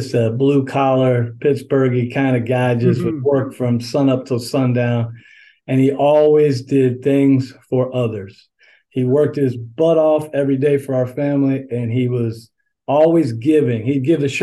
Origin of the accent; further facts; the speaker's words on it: St. Cloud, Florida, United States; also born or lived in Pennsylvania / Daytona Beach, Florida; So I've spent the majority of my life in Central Florida as I grew up in St. Cloud.